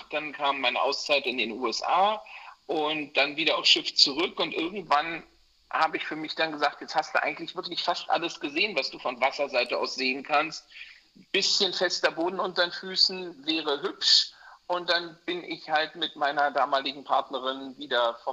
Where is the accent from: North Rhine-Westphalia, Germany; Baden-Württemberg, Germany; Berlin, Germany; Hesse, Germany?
Berlin, Germany; also born or lived in United States; now in Hamburg, Germany; Nee, ich bin Berliner.